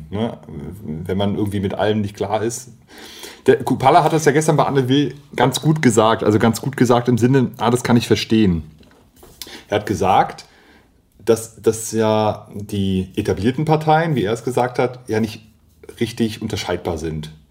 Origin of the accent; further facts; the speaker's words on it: Mecklenburg-Vorpommern, Germany; Also ich komme ja aus Mecklenburg-Vorpommern. Ich bin definitiv Norddeutscher